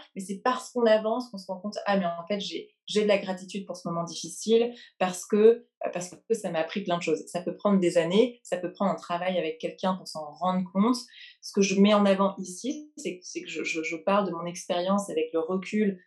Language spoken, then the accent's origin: French; France; also born or lived in England / London; now in New York, United States; J'ai grandi en France, puis en Angleterre. J'ai fait mes études en Angleterre. Aujourd'hui, j'habite à New York.